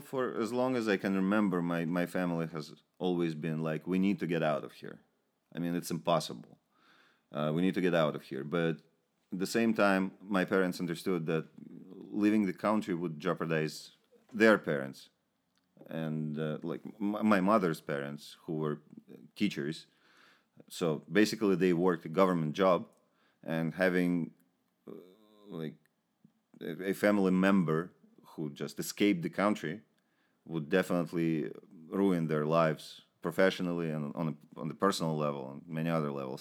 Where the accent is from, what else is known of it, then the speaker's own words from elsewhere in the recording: Ukraine; moved away; also born or lived in Moscow, Russia / Israel; I'm from the Ukraine.